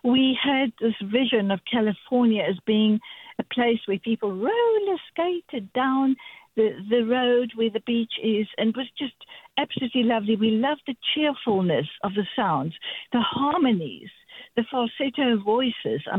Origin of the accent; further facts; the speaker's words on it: South Africa; now in Santa Clara, United States; growing up in South Africa, I'm 70